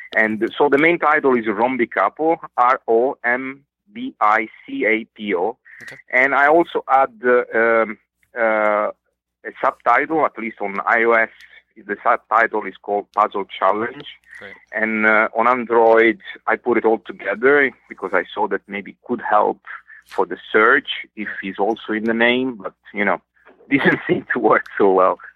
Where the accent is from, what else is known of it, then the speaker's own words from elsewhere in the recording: Italy; moved away as an adult; now in Singapore; I'm Italian